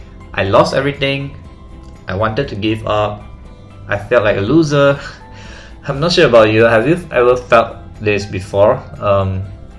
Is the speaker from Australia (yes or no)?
no; Malaysia; I am from Malaysia.